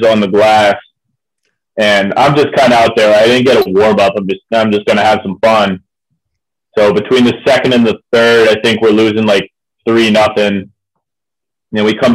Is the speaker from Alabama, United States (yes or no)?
no; Ohio, United States; moved away as an adult; now in Morgantown, United States; I'm from Ohio, so I played all through youth and high school just in Ohio